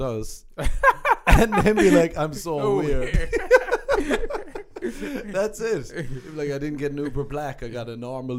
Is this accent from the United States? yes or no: no; Ireland; moved away